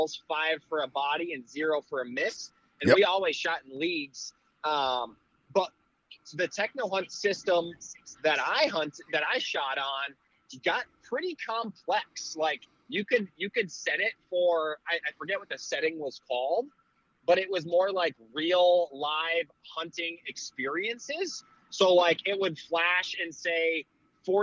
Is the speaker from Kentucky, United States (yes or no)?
no; South Central Wisconsin, United States; growing up in La Pond, Wisconsin is my hometown, small town, South Central.